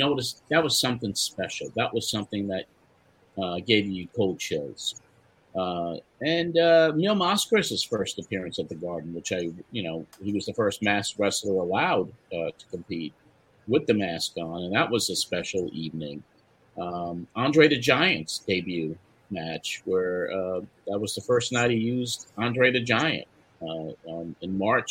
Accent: New York City, New York, United States; my growing up in Brooklyn, New York

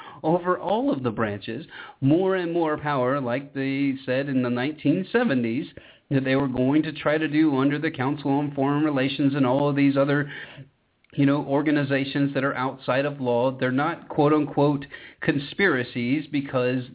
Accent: Georgia, United States; my home state of Georgia

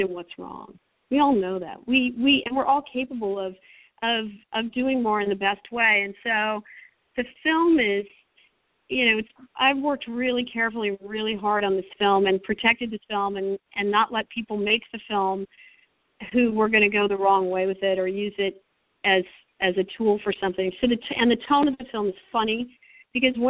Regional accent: Berkeley, California, United States; I grew up in Berkeley where people looked at each other and talked to each other

